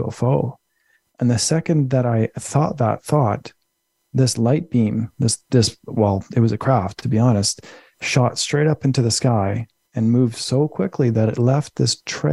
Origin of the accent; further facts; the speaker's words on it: Winnipeg, Manitoba, Canada; moved away as an adult; also born or lived in British Columbia; my hometown of Winnipeg, Manitoba